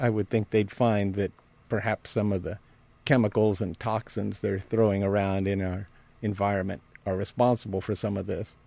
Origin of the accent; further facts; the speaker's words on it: United States; I'm American